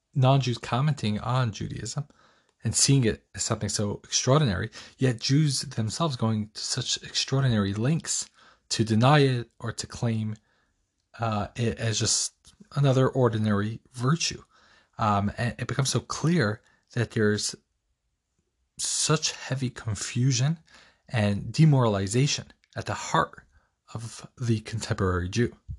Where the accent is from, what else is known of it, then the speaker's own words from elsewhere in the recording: New York, United States; moved away; also born or lived in Arizona; I was born in New York. I was a Jets fan, then I moved to Arizona, became a Cardinals fan